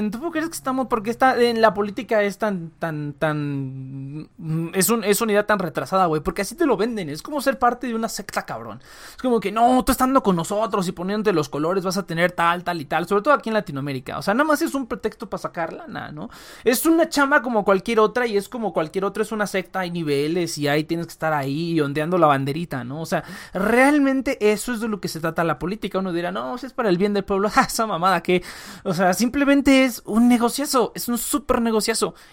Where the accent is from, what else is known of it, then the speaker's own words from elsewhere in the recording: Mexico; Incluso aunque soy mexicano y que, ay, los gringos.